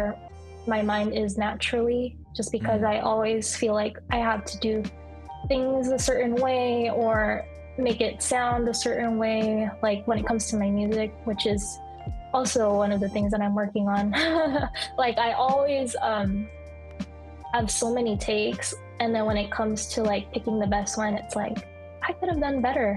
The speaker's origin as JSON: {"language": "English", "country": "United States", "said": "as a Filipino American second generation, that's, you know, I'm second generation Filipino"}